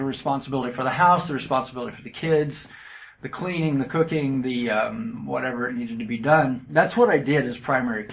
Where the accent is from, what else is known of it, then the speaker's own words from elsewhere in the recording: Indiana, United States; moved away as an adult; also born or lived in Virginia / Germany / China; I was born and raised in Indiana.